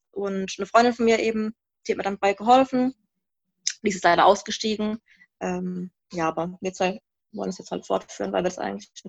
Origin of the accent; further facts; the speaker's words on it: Baden-Württemberg, Germany; also wir sind aus dem Rhein-Neckar-Kreis jetzt, aus Mannheim-Heidelberg kommen wir.